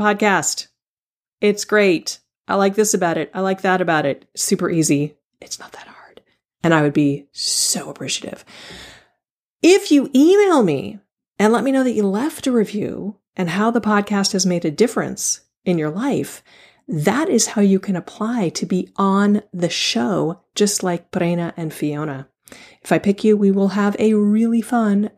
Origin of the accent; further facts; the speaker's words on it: Palo Alto, California, United States; growing up in Palo Alto